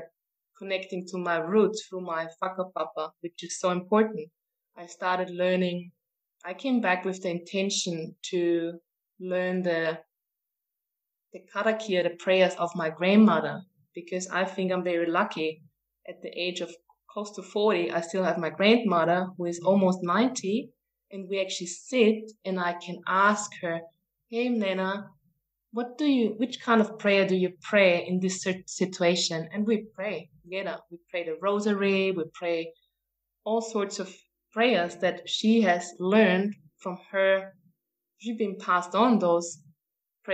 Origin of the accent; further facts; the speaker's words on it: Austria; moved away as an adult; also born or lived in New Zealand; I'm from Austria, and I moved to New Zealand maybe in 2006